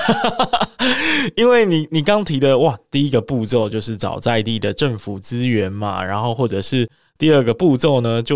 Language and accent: Chinese; Meinong, Kaohsiung, Taiwan; 就是我的老家是美浓，美浓是一个蛮可爱的村落，是一个客家的村落。